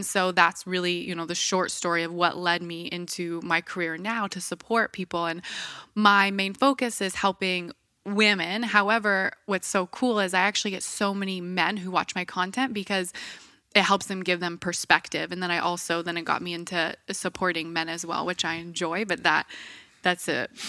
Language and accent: English; Bellingham, Washington, United States; also born or lived in Ferndale; So where did I grow up? I grew up in Bellingham, Washington. Have you heard of it?